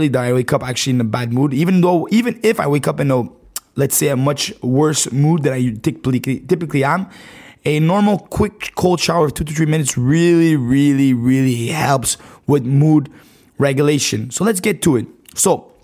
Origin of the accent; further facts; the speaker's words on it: Montreal, Quebec, Canada; I'm from Canada, right? Montreal, Canada.